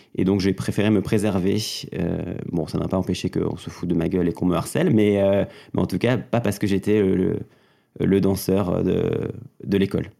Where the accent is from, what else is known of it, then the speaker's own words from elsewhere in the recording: Mauvezin, Occitania, France; j'ai grandi dans le Gers, un, un, petit département pas loin de Toulouse